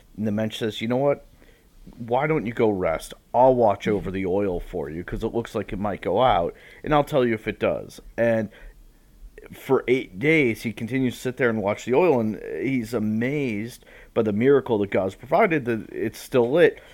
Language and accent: English; Marblehead, Massachusetts, United States; moved away; from Marblehead, uh, went to, uh, Jewish element, uh, Jewish preschool. Then I went to Hebrew school back at Temple Bethel